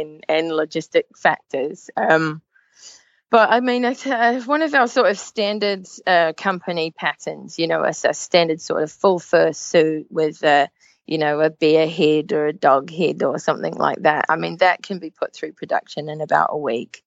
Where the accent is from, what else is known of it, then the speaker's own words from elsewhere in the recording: New Zealand; moved away as an adult; now in Manchester, United Kingdom; my home country of New Zealand, but I've been making mascots in the UK now for 8 years.